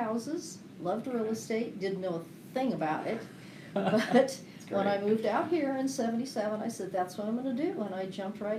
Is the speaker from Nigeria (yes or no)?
no; California, United States; moved away as an adult; honey, I'm from California.